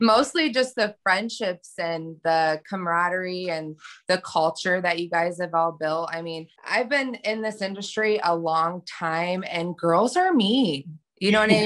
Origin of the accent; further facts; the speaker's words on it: Hillsdale, Michigan, United States; I'm from Michigan, Hillsdale, Michigan